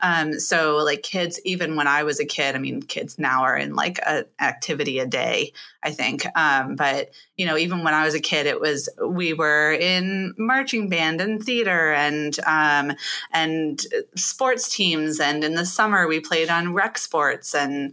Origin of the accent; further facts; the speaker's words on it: Pittsburgh, Pennsylvania, United States; born there; also born or lived in Michigan / St. Louis; now in Ohio, United States; I was born in Pittsburgh, Pennsylvania, and have been essentially a Midwest.